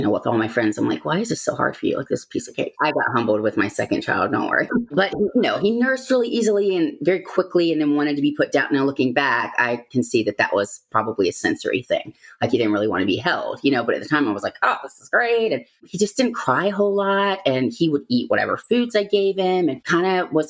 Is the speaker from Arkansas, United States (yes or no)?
no; Virginia, United States; also born or lived in Georgia; we're both from Virginia